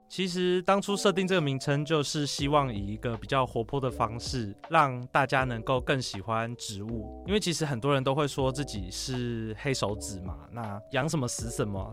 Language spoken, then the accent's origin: Chinese; Taoyuan, Taiwan; moved away as an adult; also born or lived in Zhushan, Nantou; 因为我是桃园人，所以我就搬到自己 下乡，就是到南投那边去学习租公益